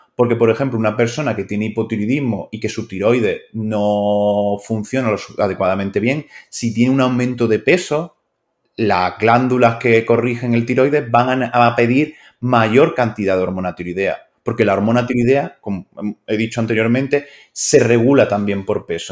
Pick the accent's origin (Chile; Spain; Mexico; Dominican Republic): Spain; me considero un médico español